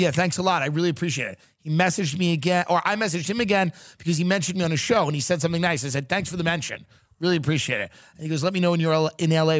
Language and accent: English; New York, United States; moved away; I come from New York.